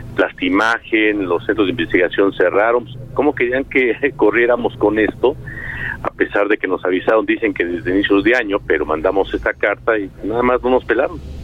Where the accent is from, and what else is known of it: Mexico